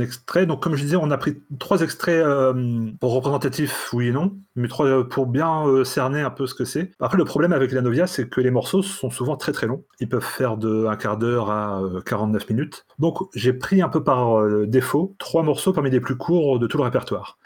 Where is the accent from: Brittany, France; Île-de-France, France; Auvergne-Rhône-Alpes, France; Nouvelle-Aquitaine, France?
Brittany, France; chez moi, en Bretagne profonde